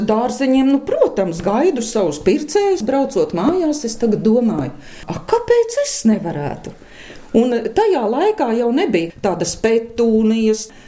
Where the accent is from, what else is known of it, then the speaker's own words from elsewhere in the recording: Eleja, Jelgava Municipality, Latvia; Te ir mana dzimtā puse, Elēja.